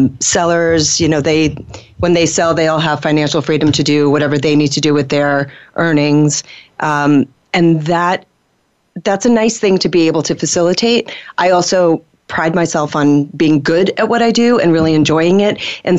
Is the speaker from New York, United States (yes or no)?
yes; New York City, New York, United States